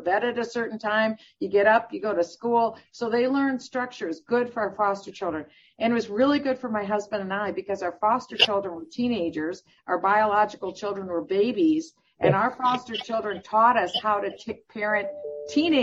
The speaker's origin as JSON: {"language": "English", "region": "Iowa", "country": "United States", "tie": "born or raised there", "also_born_or_lived": "Minnesota", "moved": "yes", "said": "I was born in Iowa, and I was part of a middle-class family."}